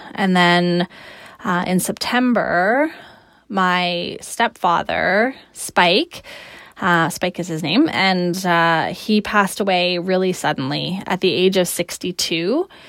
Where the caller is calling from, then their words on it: Victoria, British Columbia, Canada; I'm recording from Victoria, British Columbia, Canada, which is where I live.